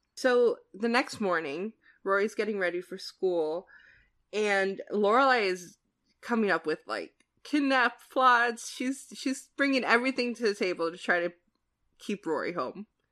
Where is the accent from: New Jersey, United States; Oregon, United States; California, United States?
New Jersey, United States; I'm from New Jersey, which is like the land of diners